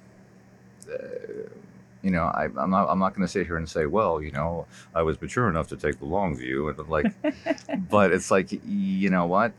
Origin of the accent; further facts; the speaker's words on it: Toronto, Ontario, Canada; moved away; also born or lived in New York; I was born in New York. I grew up in Toronto